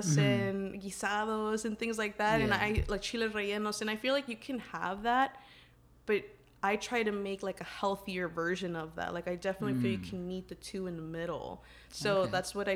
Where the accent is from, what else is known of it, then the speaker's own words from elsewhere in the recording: Dallas, Texas, United States; I was born and raised in Dallas, Texas.